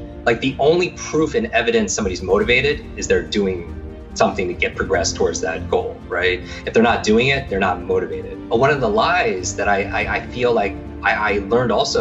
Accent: Northeast, United States; I grew up in the Northeast

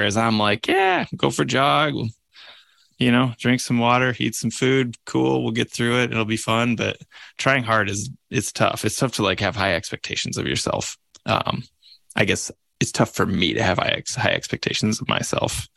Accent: Midwest, United States; now in Missoula, United States; I grew up in the Midwest

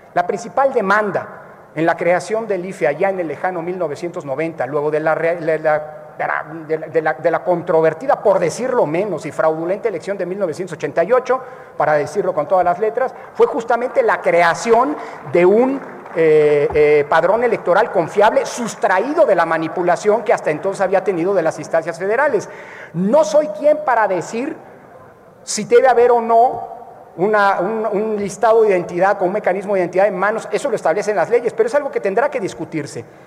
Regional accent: Mexico; como mexicanas y mexicanos

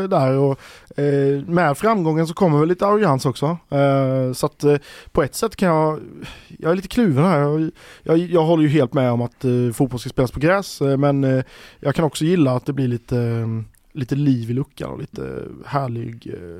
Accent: Växjö, Kronoberg County, Sweden; Jag är från hybridgrässtaden Växjö.

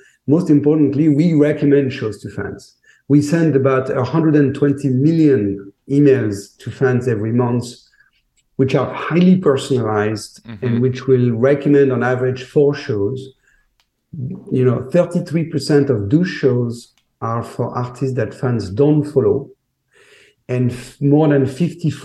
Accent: Paris, Île-de-France, France; also born or lived in New York; now in Miami, United States; I'm a New Yorker by heart, but I was born in Paris

